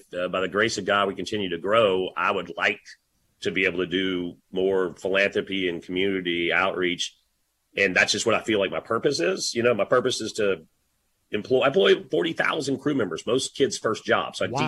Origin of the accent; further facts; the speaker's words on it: Louisiana, United States; also born or lived in Dallas, Texas; I'm a Louisiana boy and so grateful for my hometown